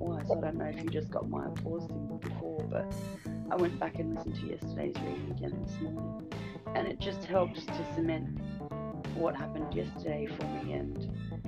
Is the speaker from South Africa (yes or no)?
no; Australia; You can't understand a word I'm saying because I'm Aussie.